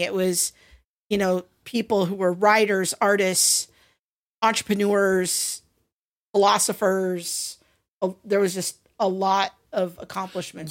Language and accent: English; Covina, California, United States; I grew up in Covina, California, kind of adjacent in 80s and 90s